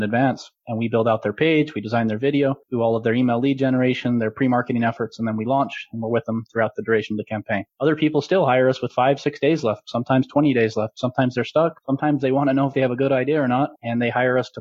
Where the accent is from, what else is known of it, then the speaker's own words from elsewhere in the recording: Utah, United States; I am from Utah myself. I'm about 30 minutes north of Salt Lake City